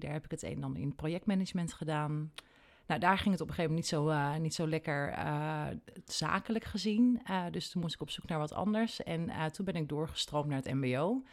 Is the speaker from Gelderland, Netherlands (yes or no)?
yes; Nunspeet, Gelderland, Netherlands; also born or lived in Elburg; ik ben in Nunspeet geboren en getogen